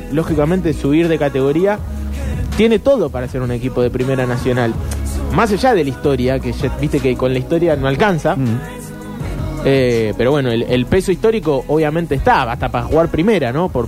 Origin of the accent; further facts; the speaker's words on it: Bahía Blanca, Buenos Aires Province, Argentina; cuando era chico jugaba en Liniers de Bahía Blanca, un club que históricamente, por lo menos en inferiores, siempre era el rival de Olimpo.